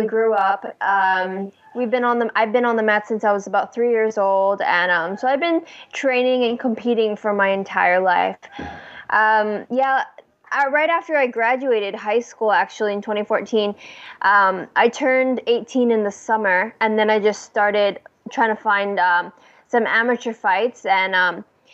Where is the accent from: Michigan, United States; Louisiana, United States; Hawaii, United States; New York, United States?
Hawaii, United States; also born or lived in Vancouver, British Columbia, Canada; I was born in Vancouver, BC. We moved around a couple of times until moving over to Hawaii when I was 7.